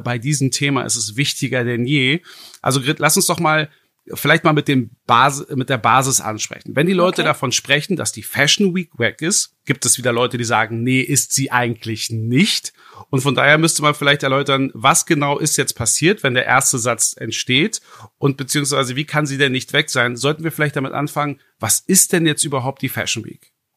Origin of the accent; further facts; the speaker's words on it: Berlin, Germany; einem gebürtigen Berliner wie mir